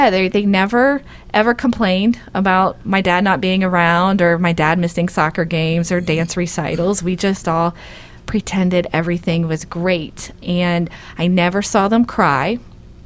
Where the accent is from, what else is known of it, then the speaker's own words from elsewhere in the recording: Dayton, Ohio, United States; moved away; Originally, I'm from Dayton, Ohio